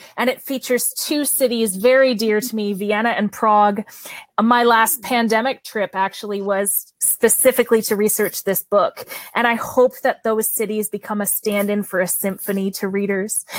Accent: Canada; accent: Canadian; my Canadian accent

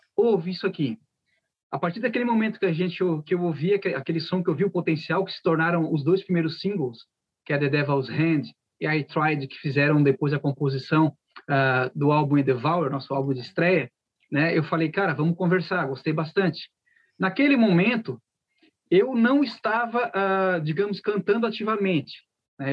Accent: Criciúma, Santa Catarina, Brazil; somos de Criciúma.

